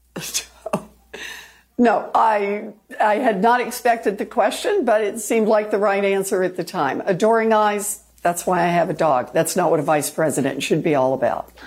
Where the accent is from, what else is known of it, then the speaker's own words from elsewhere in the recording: Oklahoma, United States; moved away; I was born and raised in Oklahoma